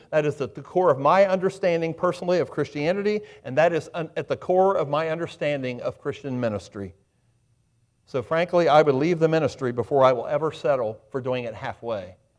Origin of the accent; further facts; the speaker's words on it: Highland County, Ohio, United States; now in Adams County, United States; I grew up in Highland County. I live in Adams County.